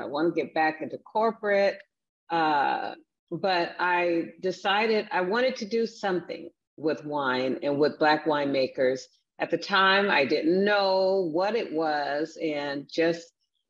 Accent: Seattle, Washington, United States; also born or lived in Wichita, Kansas; I grew up in Seattle, Washington. I'm originally from Wichita, Kansas

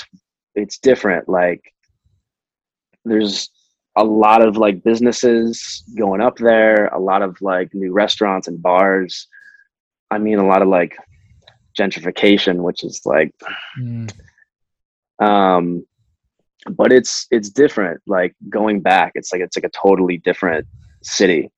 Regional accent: outside of Detroit, Michigan, United States; now in Los Angeles, United States; I grew up outside of Detroit, so I wasn't like in the city

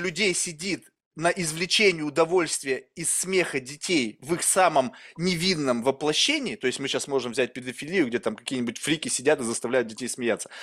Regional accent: Russia; я вырос в России

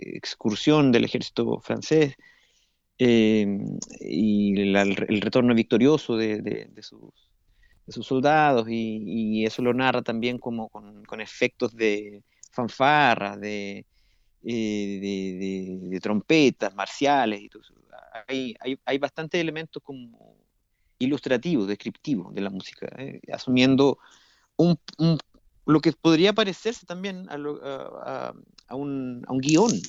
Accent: Santiago, Santiago Metropolitan Region, Chile; moved away as an adult; now in Brazil; yo, yo, nací en Santiago de, de Chile

